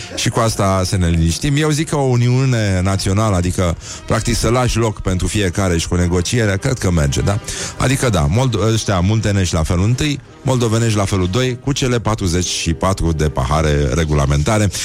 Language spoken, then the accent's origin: Romanian; Brăila, Brăila County, Romania; Nu am cum să fiu moldovean, sunt din Brăila